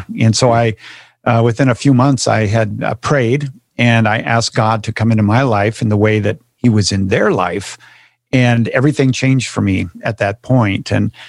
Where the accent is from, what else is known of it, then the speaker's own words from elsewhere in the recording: Minnesota, United States; I grew up in Minnesota, the state of Minnesota, and I grew up as an average American Catholic boy.